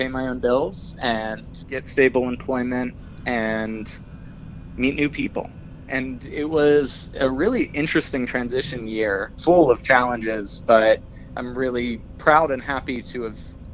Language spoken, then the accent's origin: English; Pittsburgh, Pennsylvania, United States; moved away as an adult; also born or lived in New York / Los Angeles; now in California, United States; I grew up in Pittsburgh